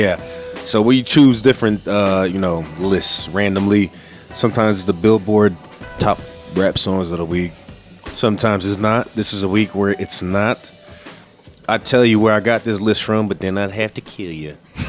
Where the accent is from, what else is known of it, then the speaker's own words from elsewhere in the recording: United States; For a while, we were just going to cheap beer because we're American.